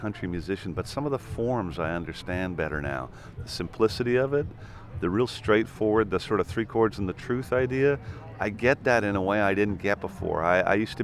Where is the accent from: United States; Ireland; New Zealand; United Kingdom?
Ireland; also born or lived in Vancouver, Canada; I moved to Ireland